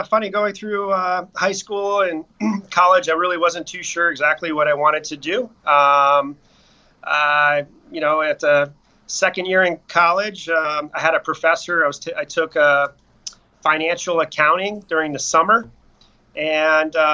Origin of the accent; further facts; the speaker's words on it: Tampa, Florida, United States; also born or lived in upstate New York; I grew up in Tampa area